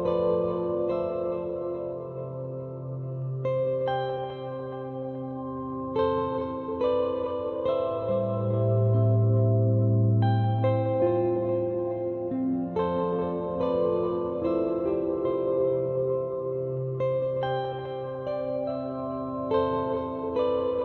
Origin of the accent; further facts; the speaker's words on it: New Orleans, Louisiana, United States; we're from New Orleans